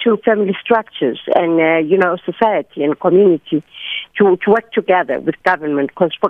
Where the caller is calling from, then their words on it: Johannesburg, Gauteng, South Africa; I'm calling from Parktown North.